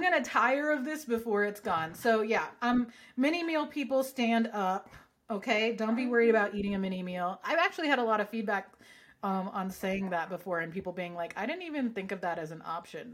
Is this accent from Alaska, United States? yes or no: no; Southern California, United States; growing up in Southern California